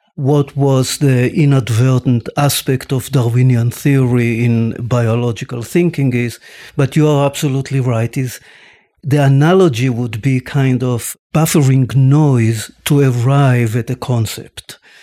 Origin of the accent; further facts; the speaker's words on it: Tel Aviv, Tel Aviv District, Israel; I was born and raised in Tel Aviv